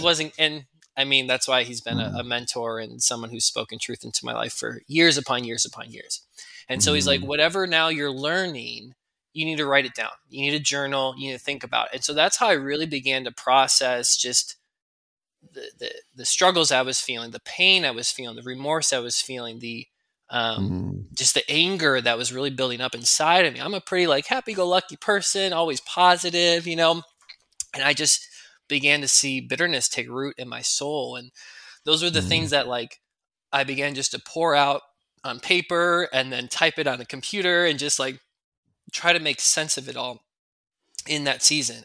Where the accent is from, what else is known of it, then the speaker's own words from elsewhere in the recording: Chicagoland suburbs, Illinois, United States; My wife Maria and I grew up in the Chicagoland suburb